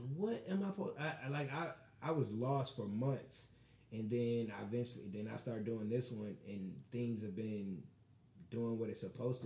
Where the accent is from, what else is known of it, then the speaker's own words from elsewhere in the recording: Michigan City, Indiana, United States; I'm from Michigan City